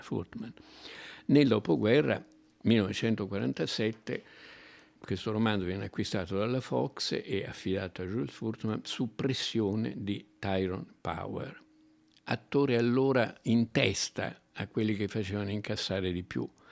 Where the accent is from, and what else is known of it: Italy